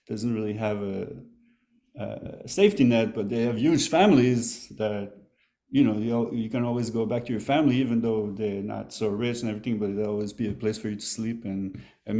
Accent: Quebec, Canada; moved away as an adult; also born or lived in Montreal; now in New York, United States; I grew up in Quebec

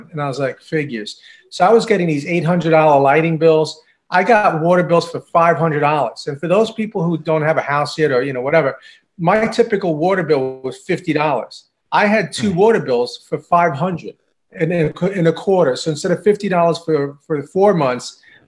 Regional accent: Long Island, New York, United States; I'm from Long Island. I'm Long Island native.

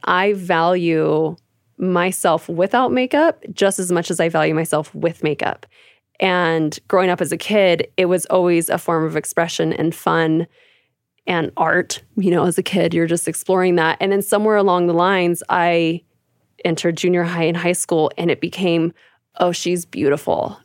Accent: California, United States; also born or lived in Arizona; now in Calgary, Canada; I'm originally from California. I was raised there, actually, on a cute little strawberry patch

